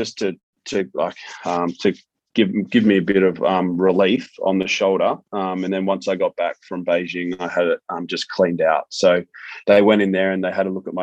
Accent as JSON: {"language": "English", "town": "Melbourne", "region": "Victoria", "country": "Australia", "tie": "born or raised there", "also_born_or_lived": "Gold Coast / Sydney", "moved": "as an adult", "said": "growing up in Melbourne, I went to Brighton Grammar in Melbourne, and then I moved to the Gold Coast as soon as I finished school"}